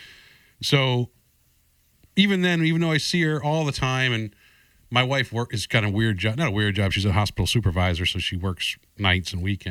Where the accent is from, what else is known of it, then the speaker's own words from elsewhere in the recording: New England, United States; I come from New England